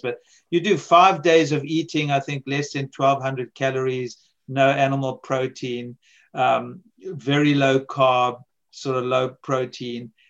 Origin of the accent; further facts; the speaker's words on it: South Africa; also born or lived in America; now in United States; I grew up in South Africa